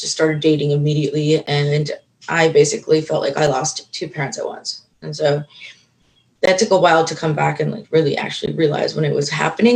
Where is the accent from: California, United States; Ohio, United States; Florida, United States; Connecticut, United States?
Florida, United States; actually born and raised in Florida